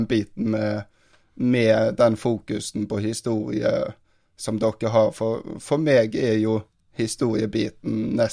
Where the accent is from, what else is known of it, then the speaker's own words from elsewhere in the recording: Sandnes, Rogaland, Norway; Ja, altså, jeg må jo først skryte av Stavanger-miljøet, for egentlig er jeg jo fra Sandnes.